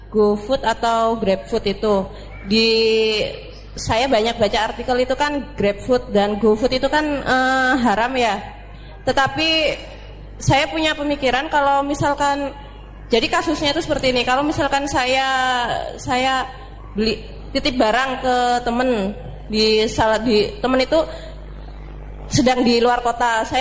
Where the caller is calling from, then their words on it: Cikarang, West Java, Indonesia; Uh, saya dari Cikarang Baru, Ustadz.